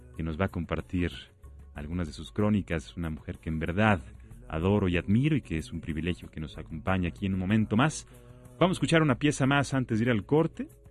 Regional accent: Mexico; nuestro hermoso país

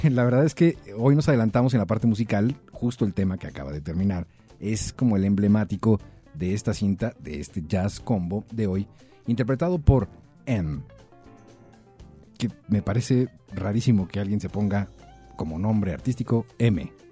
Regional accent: northern Mexico, Mexico; Exacto, exacto. Somos norteños.

